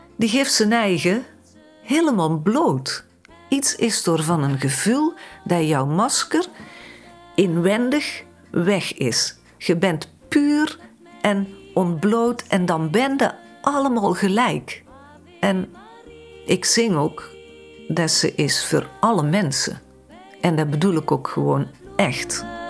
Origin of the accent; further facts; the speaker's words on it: Vinkel, North Brabant, Netherlands; also born or lived in Heeswijk / Dinther; Ik ben geboren in Vinkel. Daar ben ik tot mijn negen jaar naar school gegaan ook